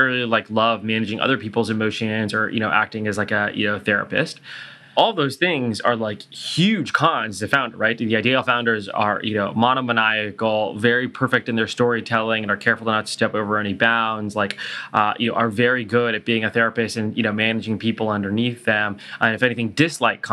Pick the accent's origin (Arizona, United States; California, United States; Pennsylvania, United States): California, United States; Silicon Valley; when I was growing up in Silicon Valley